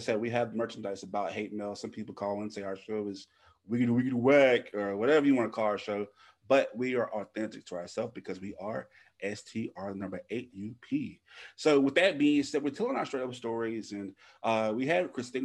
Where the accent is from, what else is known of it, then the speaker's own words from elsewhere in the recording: Louisiana, United States; where we're from Louisiana